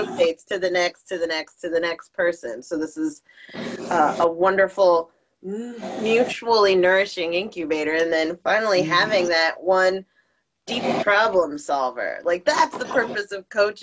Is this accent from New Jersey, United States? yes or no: yes; New Jersey, United States; I'm from Jersey